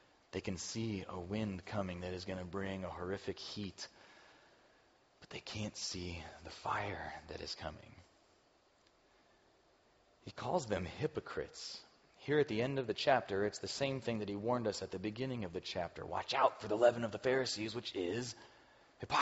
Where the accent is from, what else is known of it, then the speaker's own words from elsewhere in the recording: Chicago, Illinois, United States; now in Cincinnati, United States; I grew up around Chicago